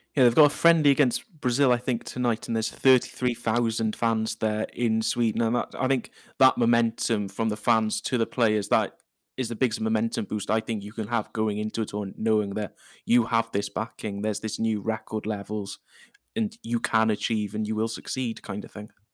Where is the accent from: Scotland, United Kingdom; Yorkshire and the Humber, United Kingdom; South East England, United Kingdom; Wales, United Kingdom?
Wales, United Kingdom; now in Cardiff, United Kingdom; I am a Welsh person